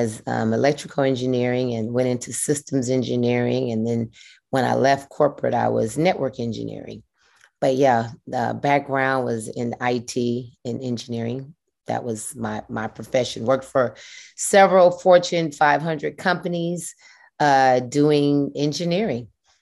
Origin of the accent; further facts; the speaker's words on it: Atlanta, Georgia, United States; Been … ever since birth. From Atlanta, Georgia, from Adamsville, a little area called Adamsville in Southwest Atlanta. Went to Harper High School.